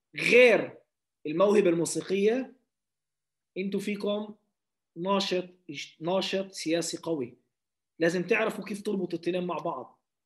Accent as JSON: {"language": "Arabic", "country": "Palestine", "lives_now": "Lod, Israel", "said": "اني فلسطيني"}